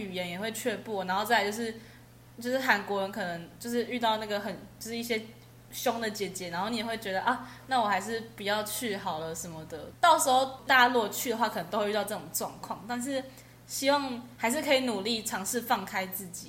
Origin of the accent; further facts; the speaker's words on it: Taiwan; 因为我们是台湾人